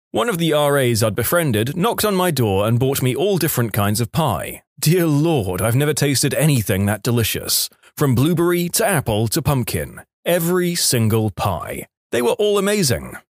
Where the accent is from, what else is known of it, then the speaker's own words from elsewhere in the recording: Quebec, Canada; I'm from Quebec, and when we went down to Boston for a school trip, I sneezed in public and heard two or three people say, Bless you.